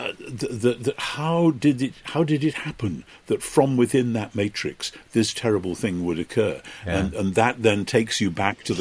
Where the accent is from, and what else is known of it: United Kingdom